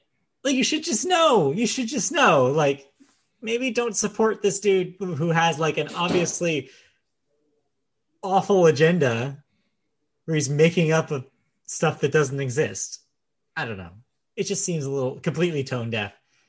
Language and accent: English; United Kingdom; And so it seems silly to still be here in 2021, especially as a British person